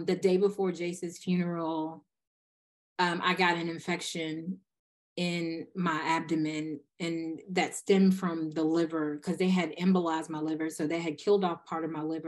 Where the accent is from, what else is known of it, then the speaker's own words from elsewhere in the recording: Eastern North Carolina, United States; also born or lived in Denver, North Carolina; I'm from Eastern North Carolina